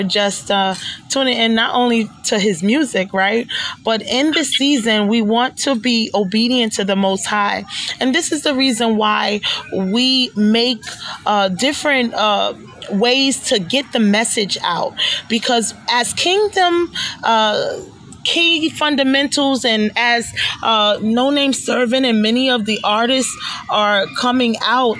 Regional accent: New York City, New York, United States; now in Long Island, United States; I'm from New York, right? And so the part of town that I came from is East New York, where a lot of the people that I grew up

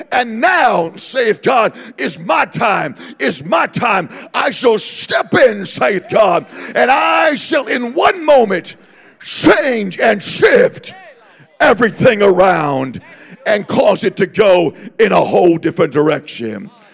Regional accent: Southern California, United States; we are from Southern California

